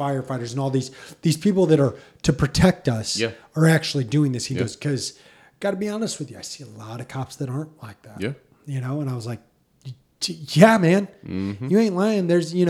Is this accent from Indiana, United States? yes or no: yes; Indiana, United States; I'm from Indiana.